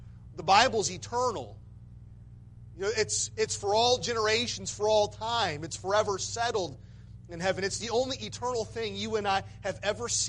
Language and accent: English; Michigan, United States; born or raised there